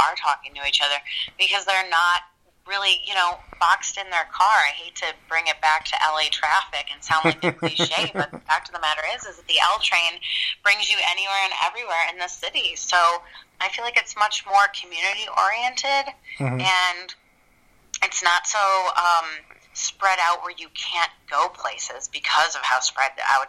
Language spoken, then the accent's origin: English; a suburb in Chicago, Illinois, United States; now in Los Angeles, United States; I grew up in the Midwest